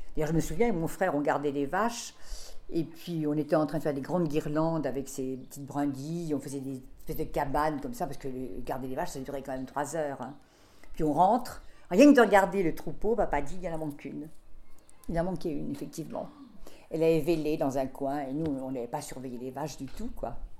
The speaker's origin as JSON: {"language": "French", "area": "Deux-Sèvres", "region": "Nouvelle-Aquitaine", "country": "France", "tie": "born or raised there", "moved": "yes", "lives_now": "Paris, France", "said": "je suis née dans les Deux-Sèvres"}